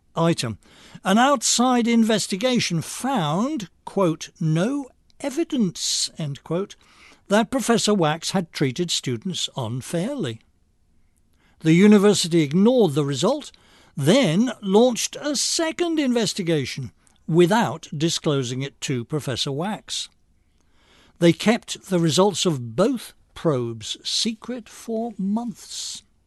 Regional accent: England, United Kingdom; moved away; I'm English by birth

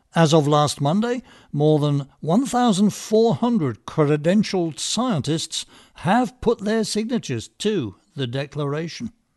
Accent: England, United Kingdom; moved away as an adult; now in United States; I was raised in England

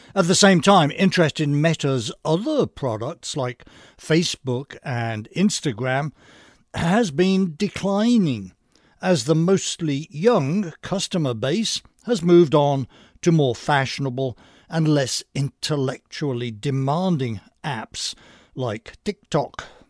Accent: United Kingdom; moved away as an adult; now in United States; I was hired with a draft of a dozen or so other British programmers

